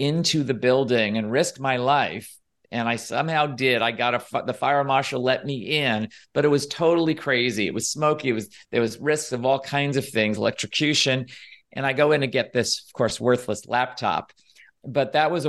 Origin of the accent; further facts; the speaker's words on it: New York City, New York, United States; moved away as an adult; also born or lived in Philadelphia; growing up in New York City